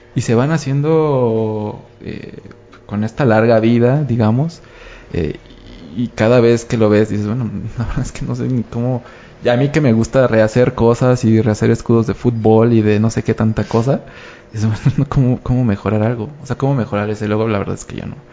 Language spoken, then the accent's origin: Spanish; Mexico; como mexicanos